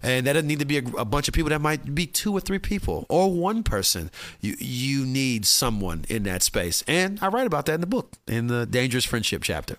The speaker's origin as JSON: {"language": "English", "region": "Midwest", "country": "United States", "said": "I come from the Midwest"}